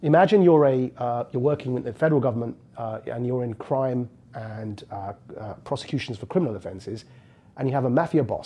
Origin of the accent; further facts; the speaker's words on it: Essex, East of England, United Kingdom; As a 16-year-old born and raised in the Jersey equivalent of the UK, it's called Essex.